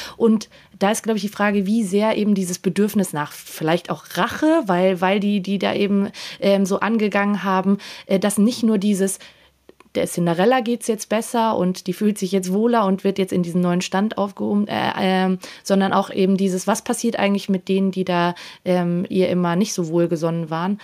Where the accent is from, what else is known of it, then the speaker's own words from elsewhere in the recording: Austria; ich als Österreicherin